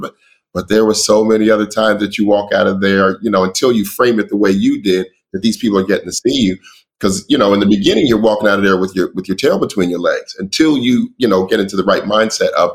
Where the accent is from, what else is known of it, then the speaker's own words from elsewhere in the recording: West Coast, United States; moved away as an adult; also born or lived in New York; I'm from the West Coast